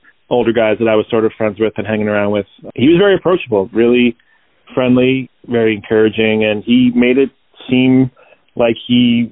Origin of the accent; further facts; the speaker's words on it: Rockville Centre, New York, United States; moved away as an adult; now in Chicago, United States; And then we moved out to Long Island when I was like five, in Rockville Center, kind of this small town, like just on the southwest part of the island. But yeah, it was a nice place to grow up for sure